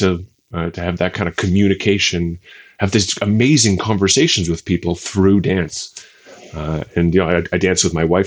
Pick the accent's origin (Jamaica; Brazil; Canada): Canada; moved away as an adult; now in Budapest, Hungary; I'm originally from Canada, but I moved over here to be with the girl who would eventually become my wife a few years ago.